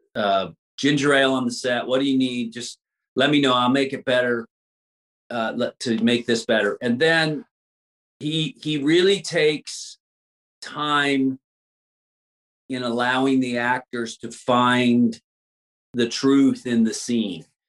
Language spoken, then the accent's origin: English; Louisiana, United States; also born or lived in Texas; now in Los Angeles, United States; I'm from Louisiana, but I lived in Texas all the all, all my mm-hmm. years prior to coming to Los Angeles